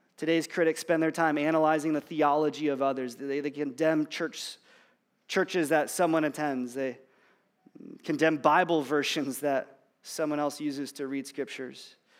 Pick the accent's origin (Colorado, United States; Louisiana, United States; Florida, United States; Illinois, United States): Illinois, United States; I'm from Illinois